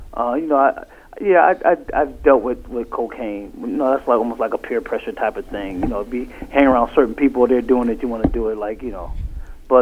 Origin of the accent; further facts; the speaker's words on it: Bridgeport, Connecticut, United States; now in New Haven, United States; I'm originally from Bridgeport.